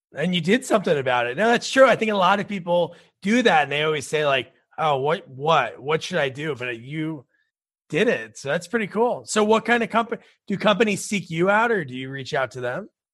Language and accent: English; New Jersey, United States; moved away; I grew up in New Jersey. I live here now